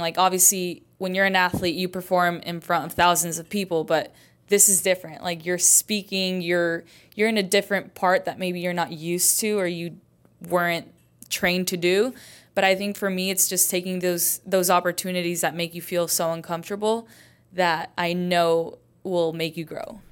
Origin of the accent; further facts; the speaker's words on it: Idaho, United States; moved away as an adult; also born or lived in Chicago / Mexico; now in Houston, United States; I grew up in Idaho.